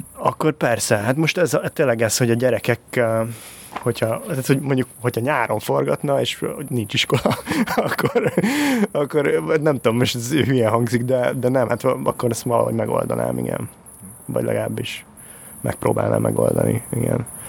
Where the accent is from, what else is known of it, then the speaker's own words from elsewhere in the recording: Hungary; accent: Eastern European; egy kelet-európai akcentus, az annyira fura, tehát, hogy az, hogy én mondjuk, én nekem nincs akkora akcentusom, de azért van egy kis akcentusom